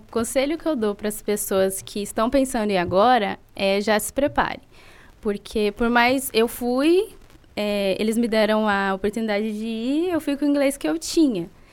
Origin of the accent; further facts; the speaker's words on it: Sertãozinho, São Paulo, Brazil; moved away; also born or lived in Canada; eu vim de Sertãozinho